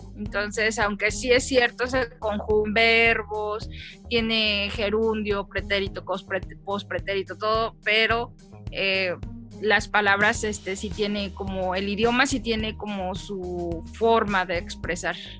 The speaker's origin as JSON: {"language": "Spanish", "region": "Mexico City", "country": "Mexico", "moved": "as an adult", "lives_now": "El Salvador", "said": "yo soy de la Ciudad de México, pero tiene poquito que me casé y me vine a vivir acá a Centroamérica, en El Salvador"}